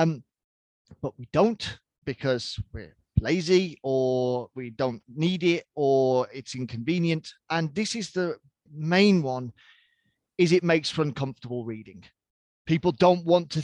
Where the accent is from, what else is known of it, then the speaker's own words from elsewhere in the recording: United Kingdom; I'm British by birth.